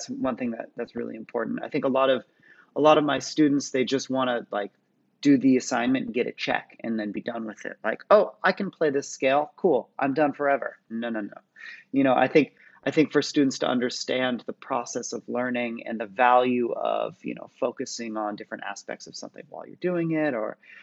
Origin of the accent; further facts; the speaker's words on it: Santa Cruz, California, United States; I grew up in the Bay Area, in California, or Santa Cruz, just below the Bay Area